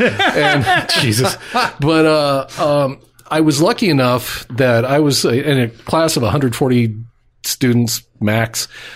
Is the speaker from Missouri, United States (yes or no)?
yes; Branson, Missouri, United States; also born or lived in St. Charles, Missouri / Atlanta, Georgia; I grew up in Branson, Missouri. We bounced around a little bit before then. My dad worked some sheet metal work and stuff like that. So we were up at McDonnell Douglas in St. Charles in the early 60s, early mid-60s.